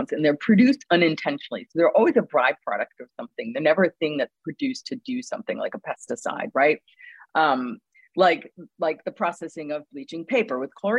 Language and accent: English; Mexico, Maine, United States; places in my hometown that are a lot more unspecial and unspectacled